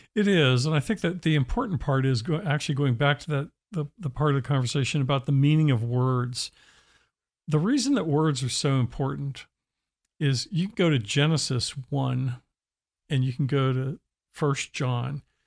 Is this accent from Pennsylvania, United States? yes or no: yes; Pennsylvania, United States; I grew up in Pennsylvania